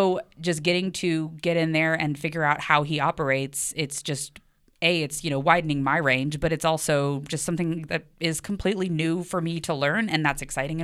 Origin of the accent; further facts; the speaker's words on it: Texas, United States; moved away; well, I grew up in Texas. Like, my whole family is, like, from, you know, like, rural Texas.